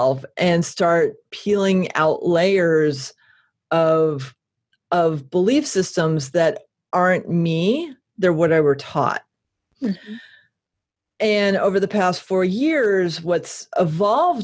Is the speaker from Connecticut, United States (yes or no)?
yes; Connecticut, United States; now in Portland, United States; I escaped from Connecticut